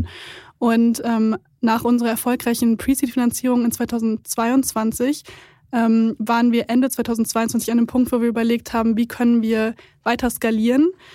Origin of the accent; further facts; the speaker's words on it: Siegen, North Rhine-Westphalia, Germany; Und ich bin in Siegen aufgewachsen, da gibt es viele Industrieunternehmen.